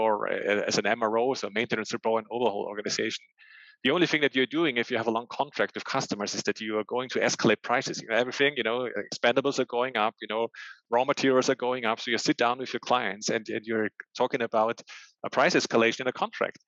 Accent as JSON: {"language": "English", "country": "Austria", "tie": "born or raised there", "said": "I'm born and raised in Austria"}